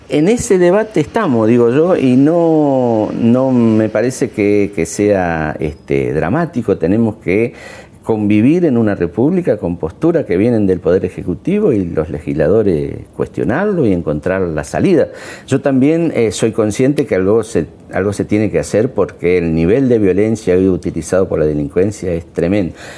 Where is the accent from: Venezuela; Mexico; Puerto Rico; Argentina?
Argentina; La Matanza, Buenos Aires Province; Yo vengo de La Matanza, soy de ahí